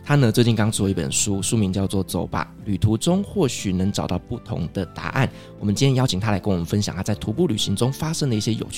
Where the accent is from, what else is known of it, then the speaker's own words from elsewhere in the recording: Kaohsiung, Taiwan; 没错，就跟我的家乡一样，是一个充满爱与温度的地方。